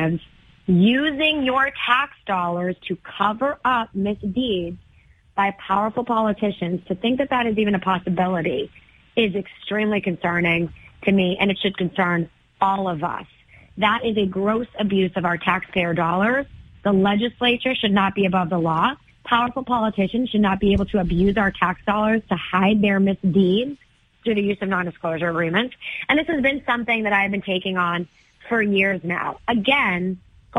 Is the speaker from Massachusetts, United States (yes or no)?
yes; Methuen, Massachusetts, United States; also born or lived in Lawrence, Massachusetts; my hometown of Methuen